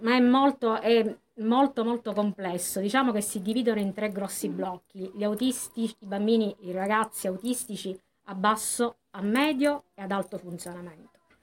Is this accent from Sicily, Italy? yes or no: yes; Acireale, Sicily, Italy; io sono di Acireale